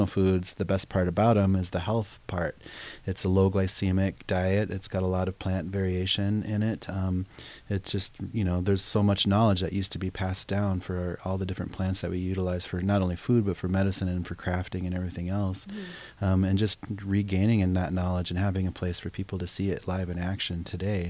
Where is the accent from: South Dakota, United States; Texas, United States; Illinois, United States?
South Dakota, United States; Pine Ridge; moved away; growing up around the Pine Ridge, because we had the Badlands right there